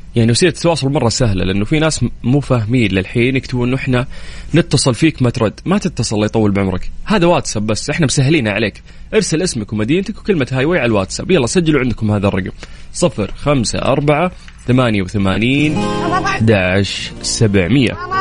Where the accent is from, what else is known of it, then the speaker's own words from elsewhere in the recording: Jeddah, Makkah Province, Saudi Arabia; عندنا في جدة